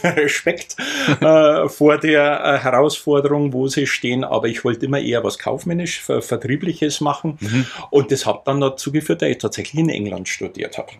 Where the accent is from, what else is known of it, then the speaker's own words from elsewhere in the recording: near Altötting district, Bavaria, Germany; ich komme aus der Nähe vom Landkreis Altötting. Mhm. Dort haben wir auch einen großen Bauernhof, auch heute noch.